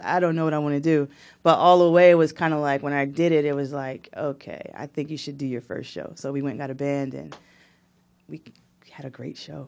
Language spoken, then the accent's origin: English; Newark, New Jersey, United States; I was born in Newark, New Jersey, same hospital as Shaquille O'Neal.